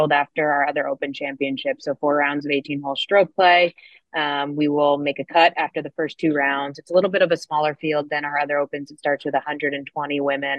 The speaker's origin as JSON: {"language": "English", "region": "California", "country": "United States", "also_born_or_lived": "New Jersey", "moved": "yes", "lives_now": "Pinehurst, United States", "said": "I'm from California"}